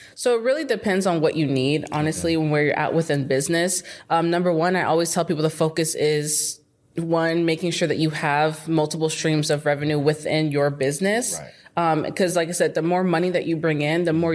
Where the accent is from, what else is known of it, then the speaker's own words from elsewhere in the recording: Phoenix, Arizona, United States; moved away as an adult; now in Dallas, United States; I'm from Arizona. Okay. Phoenix, Arizona. I grew up there my whole life